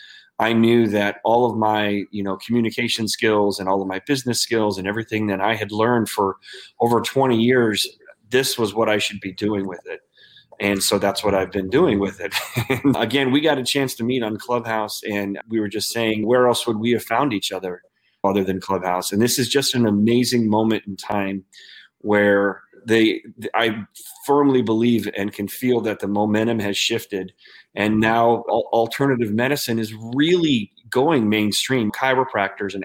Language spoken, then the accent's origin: English; United States; here in our country